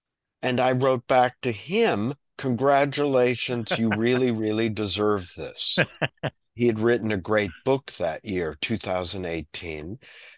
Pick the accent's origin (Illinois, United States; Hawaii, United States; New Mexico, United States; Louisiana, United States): Illinois, United States; We'll talk about Illinois because I'm from